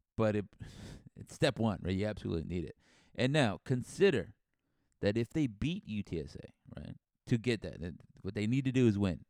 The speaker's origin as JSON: {"language": "English", "town": "San Antonio", "region": "Texas", "country": "United States", "said": "I'm from San Antonio"}